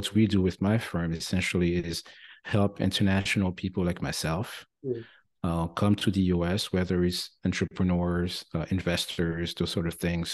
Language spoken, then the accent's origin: English; France; accent: French twang; English is a second language; moved away as an adult; now in United States; I'm originally from France, as you may still catch a little bit of the French twang here. Been in the US for nearly 30 years.